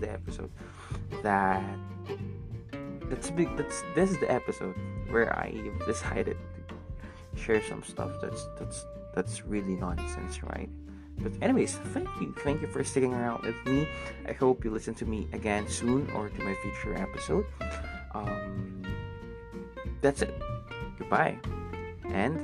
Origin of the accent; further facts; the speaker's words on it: Philippines; first language Tagalog; English is a second language; my own language, which is Tagalog, because I'm Filipino